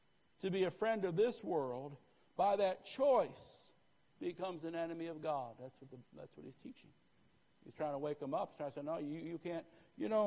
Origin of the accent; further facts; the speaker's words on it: Northeast, United States; moved away; I grew up in the Northeast